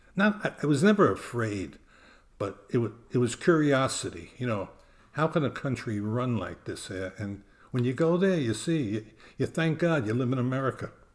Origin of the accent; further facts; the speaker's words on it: New York City, New York, United States; now in New Jersey, United States; Growing up in Brooklyn, New York, we never had the money to travel